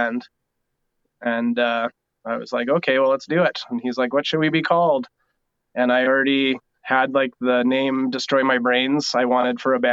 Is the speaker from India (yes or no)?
no; North Battleford, Saskatchewan, Canada; moved away as an adult; now in Lloydminster, Canada; we're both from North Battleford originally in Saskatchewan